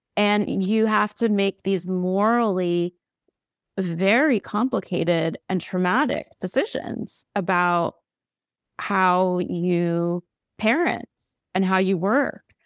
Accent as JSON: {"language": "English", "country": "United States", "said": "we're American"}